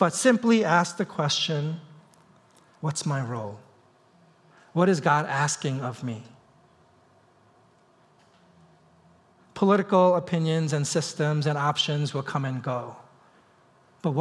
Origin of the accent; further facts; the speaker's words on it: East Coast, United States; moved away as an adult; now in Seattle, United States; I'm from the East Coast